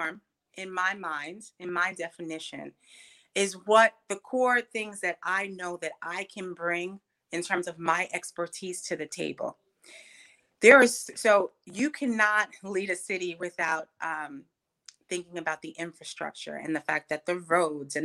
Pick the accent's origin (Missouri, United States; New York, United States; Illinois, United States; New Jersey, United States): New York, United States; New York City; I'm born and raised on Staten Island, New York